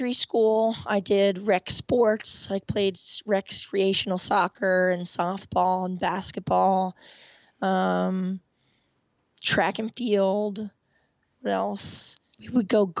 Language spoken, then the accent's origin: English; Point Pleasant Beach, New Jersey, United States; now in Washington, D.C., United States; I grew up in Point Pleasant Beach, New Jersey, a block away from the Atlantic Ocean